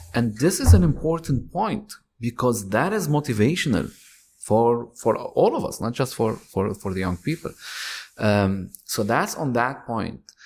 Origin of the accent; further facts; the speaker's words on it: Lebanon; moved away; I'm Lebanese. I'm, I was born in Lebanon.